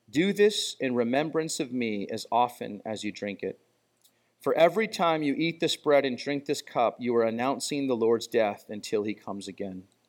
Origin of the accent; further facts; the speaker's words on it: United States; I'm really appreciative of being an American and being born in our country